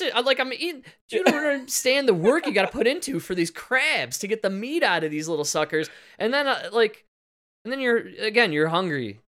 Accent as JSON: {"language": "English", "town": "Chicago", "region": "Illinois", "country": "United States", "said": "I literally said out loud, I'm from Chicago."}